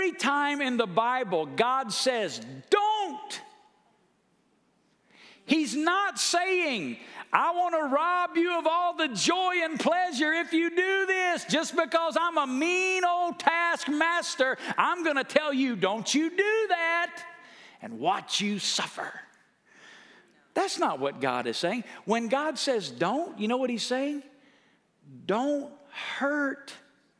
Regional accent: Alabama, United States; moved away as an adult; now in Las Vegas, United States; I'm from Alabama.

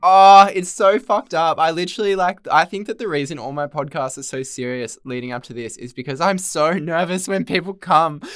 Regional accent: Central Coast, New South Wales, Australia; I'm actually from the Central Coast

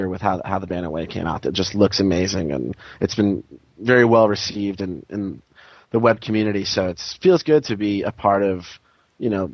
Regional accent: Jessup, Pennsylvania, United States; now in Los Angeles, United States; I'm from a little town in northeastern Pennsylvania called Jessup

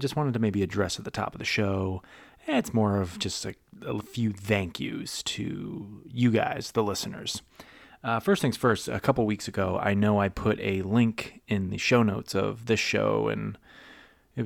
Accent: Massachusetts, United States; Now, I'm from the Northeast. I'm from Massachusetts

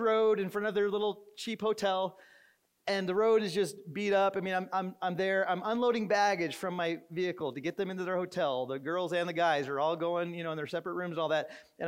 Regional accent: Arizona, United States; I'm from Arizona, born and raised in Arizona

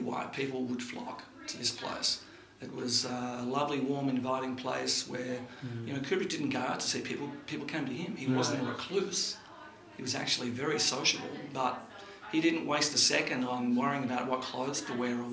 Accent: Melbourne, Victoria, Australia; I was born in 1959 in Melbourne

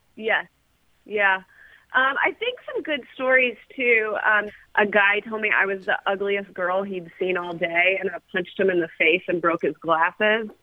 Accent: Louisville, Kentucky, United States; I'm from Louisville.

